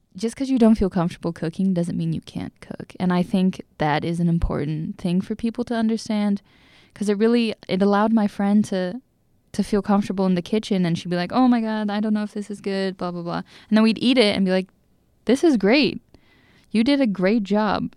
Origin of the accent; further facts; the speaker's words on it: Seattle, Washington, United States; moved away as an adult; now in Bethel, United States; I was raised in Seattle around a lot of not Colombian people.